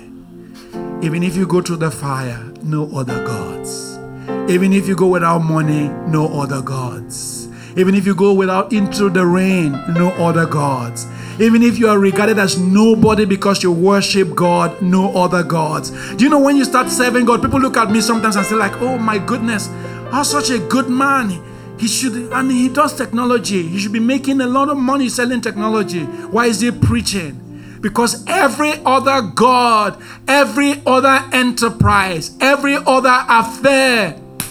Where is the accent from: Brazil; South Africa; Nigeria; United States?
Nigeria; I'm very Nigerian